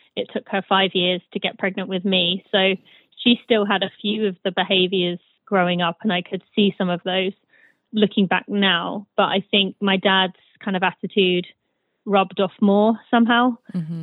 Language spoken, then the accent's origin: English; United Kingdom; moved away as an adult; also born or lived in Michigan, United States; now in United States; I am British, but I live in the U.S.